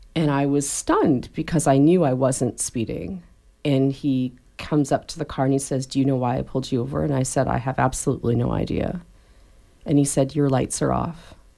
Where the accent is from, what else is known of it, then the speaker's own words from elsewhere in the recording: Canada; moved away; I was raised in Canada by parents who taught me when I was little that the police were the good guys